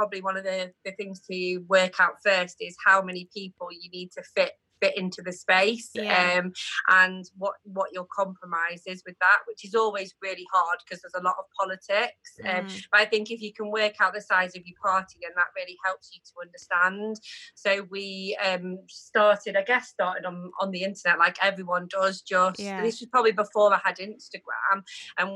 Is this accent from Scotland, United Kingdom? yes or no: no; New Mills, East Midlands, United Kingdom; where we grew up in New Mills